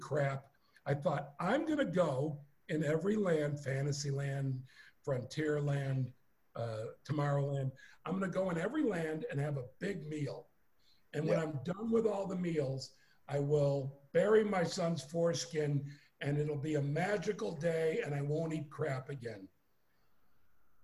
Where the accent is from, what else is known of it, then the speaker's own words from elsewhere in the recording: Chicago, Illinois, United States; moved away as an adult; also born or lived in Los Angeles; I'm from Chicago, Illinois.